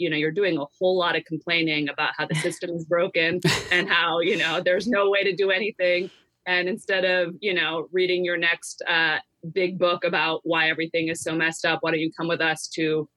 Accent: Bay Area, California, United States; I grew up in a very progressive community in the Bay Area

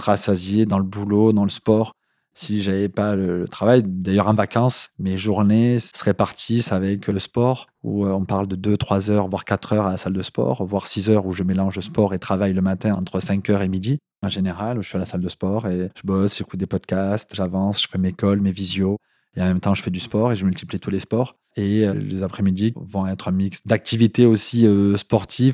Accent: south of France, France; accent: southern French; comme tu l'as peut-être reconnu à mon accent, je viens du, sud de la France.

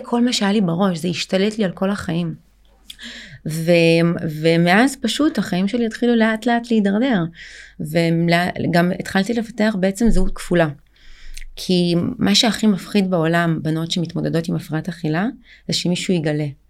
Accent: Israel; also born or lived in Ukraine; אני באמת עליתי לארץ אה, מאוקראינה

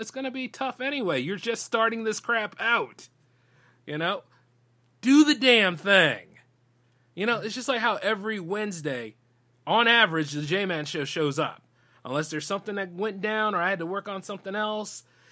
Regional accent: Delaware, United States; my home state

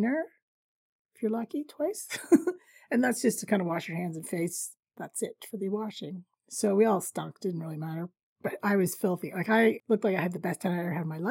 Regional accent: Canada; I'm Canadian

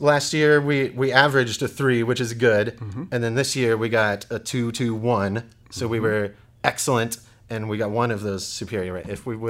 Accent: Oklahoma, United States; also born or lived in Texas; I was born in Oklahoma City. Moved back and forth between Texas and Oklahoma. Mm-hmm. So I've always been around this area. Mm-hmm. Went to high school in Eufaula, small town.

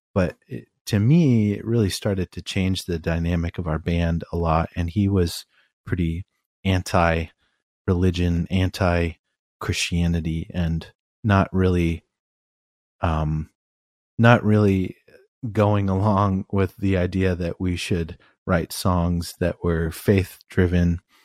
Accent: Albany, Oregon, United States; also born or lived in East Coast, United States; I grew up in Albany, Oregon

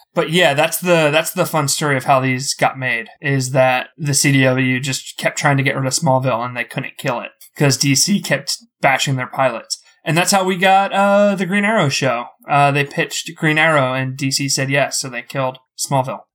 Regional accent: Philadelphia, Pennsylvania, United States; I'm from Philly

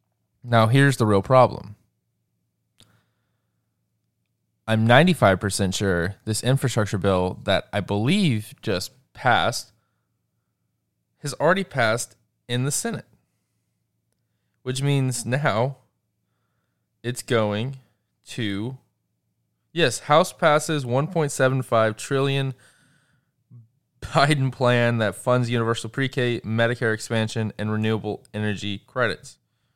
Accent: Georgia, United States; the state of Georgia, my home state.

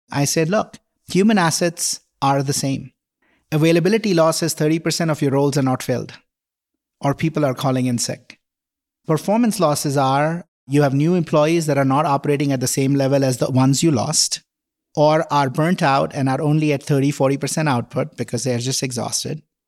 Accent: India; moved away as an adult; also born or lived in Mumbai, India; now in Boulder, United States; I grew up in India, grew up in a middle class family

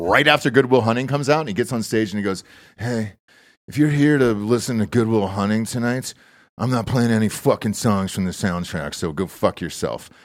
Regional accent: Atlanta, Georgia, United States; moved away as an adult; also born or lived in Ohio / New York / Los Angeles; I'm, I'm from Atlanta, Georgia originally

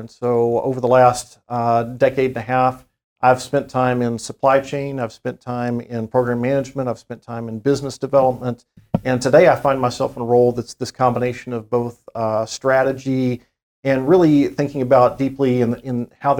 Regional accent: Victoria, Texas, United States; also born or lived in College Station, Texas; the small town I grew up here in Texas in Victoria, and then found myself in College Station just a few years later.

